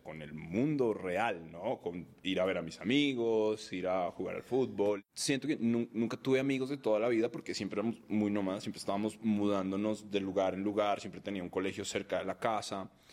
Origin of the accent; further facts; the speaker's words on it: Bogotá, Colombia; also born or lived in Cartagena, Colombia; Yo nací en Colombia, en Cartagena, que es el, Caribe colombiano de mamá caleña y papá costeño.